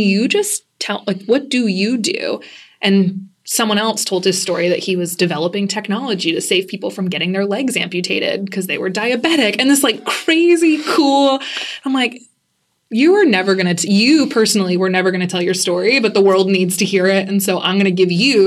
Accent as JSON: {"language": "English", "town": "Lewiston", "region": "Maine", "country": "United States", "tie": "born or raised there", "moved": "as an adult", "lives_now": "Boston, United States", "said": "I grew up in Lewiston, Maine"}